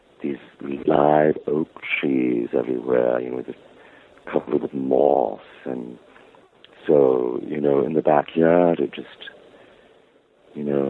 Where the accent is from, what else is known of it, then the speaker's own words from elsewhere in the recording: Savannah, Georgia, United States; I loved growing up in Savannah with Mother and Helen